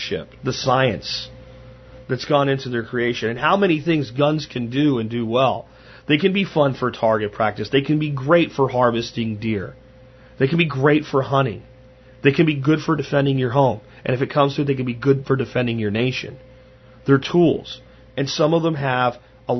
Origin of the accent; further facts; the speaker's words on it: Pennsylvania, United States; moved away; Where I grew up in Pennsylvania